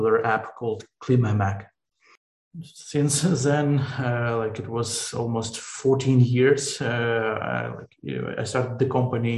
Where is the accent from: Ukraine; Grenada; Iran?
Ukraine; Western Ukraine; English is a second language; moved away as an adult; now in Kyiv, Ukraine; I am Ukrainian. I was born in Western Ukraine